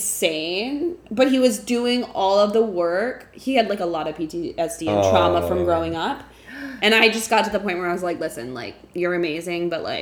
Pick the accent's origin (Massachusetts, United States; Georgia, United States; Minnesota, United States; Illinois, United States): Georgia, United States; Atlanta; moved away; also born or lived in Abruzzo, Italy (ancestry) / New York; Weirdly enough, I'm from Atlanta.